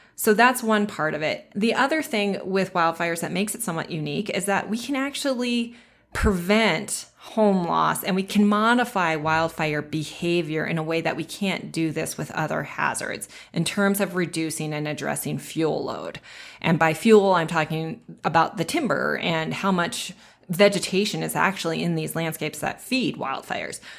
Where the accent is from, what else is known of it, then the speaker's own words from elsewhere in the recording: Bozeman, Montana, United States; also born or lived in Livingston, Montana; I was born and raised in Bozeman, Montana, which is in the southwest corner of the state